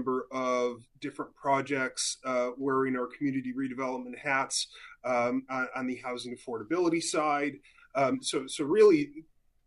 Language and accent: English; outside Buffalo, New York, United States; moved away as an adult; I grew up actually in Western New York, so just outside of Buffalo, New York